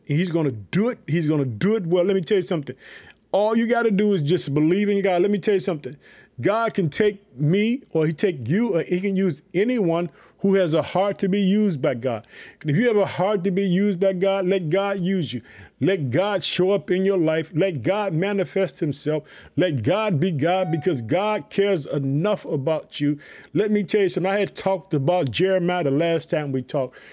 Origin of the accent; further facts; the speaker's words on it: Illinois, United States; also born or lived in Chicago; my home state, the state of Illinois. I live in the city of Chicago